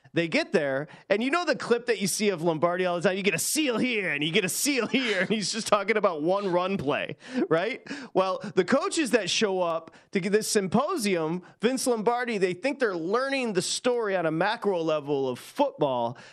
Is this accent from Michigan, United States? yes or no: yes; Michigan, United States; born or raised there